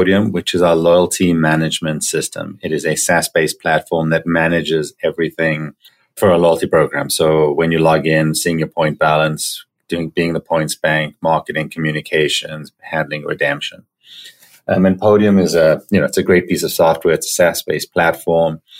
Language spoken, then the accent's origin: English; Johannesburg, Gauteng, South Africa; moved away as an adult; now in Toronto, Canada; So I grew up in Johannesburg in South Africa, moved to Toronto, Canada when I was 18 years old.